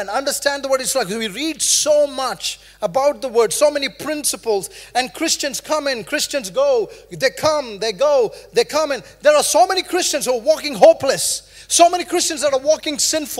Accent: India; moved away as an adult; now in New Zealand; I grew up in India

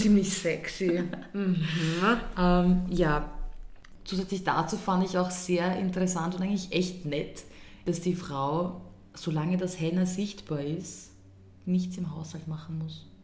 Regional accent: Austria; bei uns in Österreich

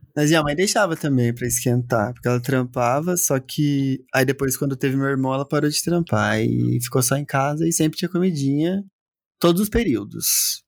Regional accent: south of Minas Gerais, Brazil; now in Campinas, Brazil; Eu vim do interior, cidadezinha, sul de Minas

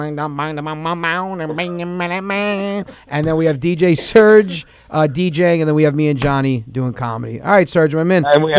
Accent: Westchester, New York, United States; born there; I was born in Westchester. I was quite the ladies' man.

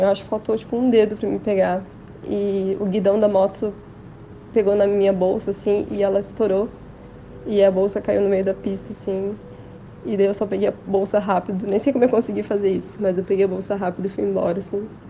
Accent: Joinville, Santa Catarina, Brazil; also born or lived in Florianópolis; Eu sou daqui de Joinville

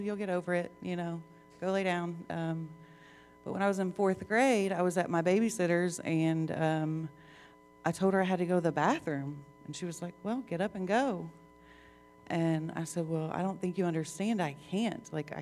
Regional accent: Columbus, Ohio, United States; I grew up in Columbus, Ohio, with my parents, Janet and Craig, and I had three siblings.

